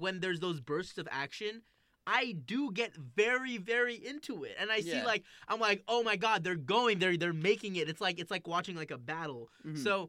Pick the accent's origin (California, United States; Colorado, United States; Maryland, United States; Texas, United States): California, United States; San Francisco; I'm from San Francisco. I live near the Warriors.